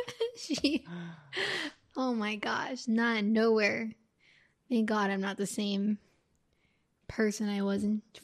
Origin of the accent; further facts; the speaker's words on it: Miami, Florida, United States; I was born in Miami